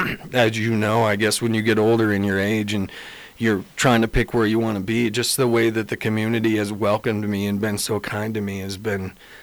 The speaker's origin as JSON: {"language": "English", "town": "Buffalo", "region": "Wyoming", "country": "United States", "also_born_or_lived": "Sheridan, Wyoming", "lives_now": "Lander, United States", "said": "So I came from Sheridan. I'm originally from Buffalo"}